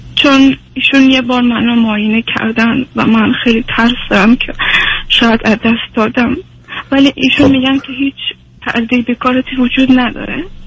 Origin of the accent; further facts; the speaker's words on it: Iran; also born or lived in Afghanistan; now in Sweden; من چون بزرگ شده ایرانم